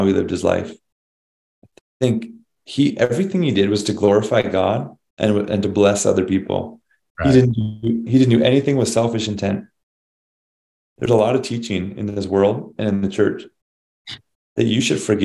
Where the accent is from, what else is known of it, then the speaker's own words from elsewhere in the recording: Canada; we're Canadian